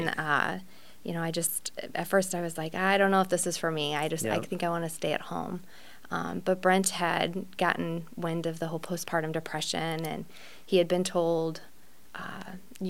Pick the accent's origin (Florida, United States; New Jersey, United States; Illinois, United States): Illinois, United States; Granite City; now in O'Fallon, United States; I grew up in Granite City